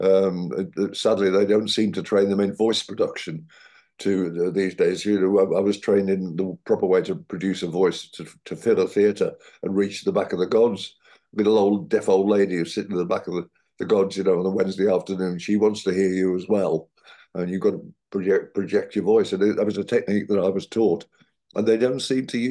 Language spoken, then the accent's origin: English; Midlands, United Kingdom; accent: Midlands; I'm from the Midlands. You may notice in the accent occasionally slips.